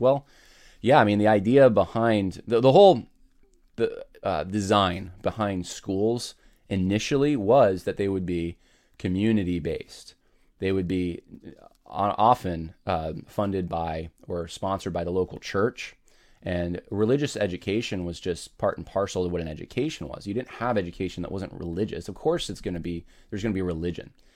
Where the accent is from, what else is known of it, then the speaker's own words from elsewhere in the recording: United States; in our country